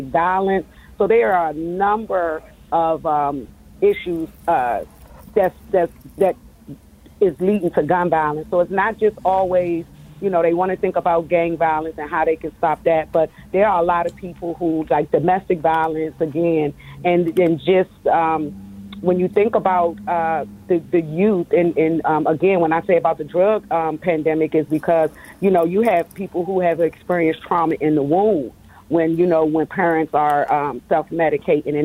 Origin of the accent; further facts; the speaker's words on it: Washington, District of Columbia, United States; I'm a native Washingtonian and I grew up in Ward 7 and Ward 8